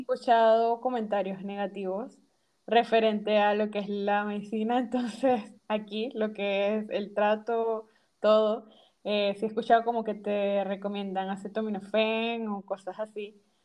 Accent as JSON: {"language": "Spanish", "country": "Panama", "moved": "as an adult", "lives_now": "Rotterdam, Netherlands"}